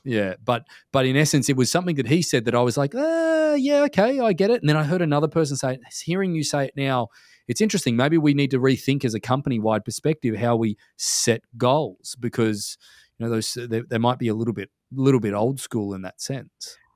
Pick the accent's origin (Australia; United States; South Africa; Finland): Australia; moved away as an adult; now in North America; when I was growing up in Australia